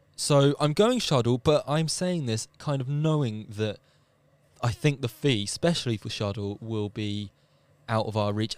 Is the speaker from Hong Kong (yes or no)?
no; England, United Kingdom; as an Englishman